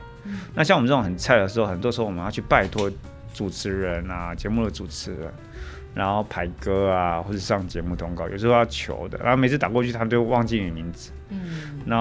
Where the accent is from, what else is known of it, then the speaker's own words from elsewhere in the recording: Taoyuan, Taiwan; 我在当兵前我是念工科的，我念二专，然后我那时候是高职是念电机，我是桃园人。